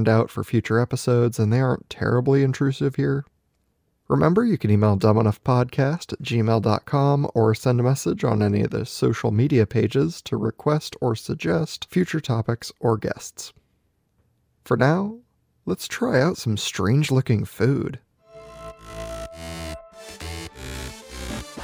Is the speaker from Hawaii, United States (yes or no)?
yes; Maui, Hawaii, United States; moved away; I grew up on Maui